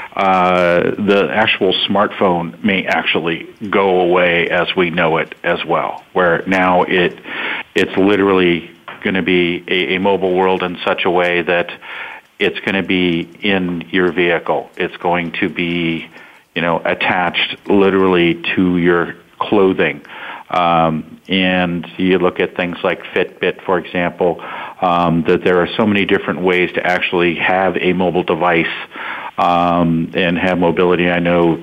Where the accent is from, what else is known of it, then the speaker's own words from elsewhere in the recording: Silicon Valley, California, United States; I grew up in Silicon Valley